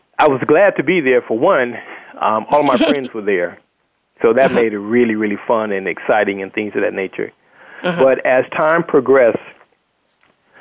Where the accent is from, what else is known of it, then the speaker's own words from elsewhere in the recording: Los Angeles, California, United States; I was born and raised in Watts. So only thing I knew was Watts